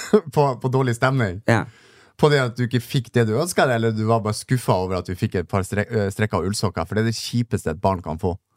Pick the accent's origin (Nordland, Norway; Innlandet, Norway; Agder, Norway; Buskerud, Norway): Nordland, Norway; Narvik; Jeg er jo fra Narvik